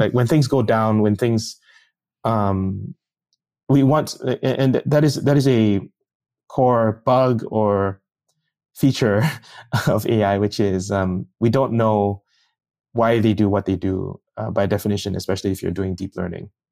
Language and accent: English; Singapore; moved away; I'm from Singapore, and that means you have to kinda go back and work in a s-, civil service.